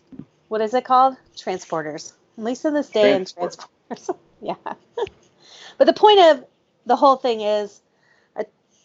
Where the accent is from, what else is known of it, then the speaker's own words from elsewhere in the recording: United States; I'm American